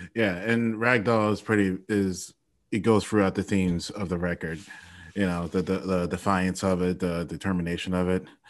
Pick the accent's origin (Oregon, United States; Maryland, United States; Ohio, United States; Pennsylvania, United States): Ohio, United States; also born or lived in Florida; I'm from Ohio.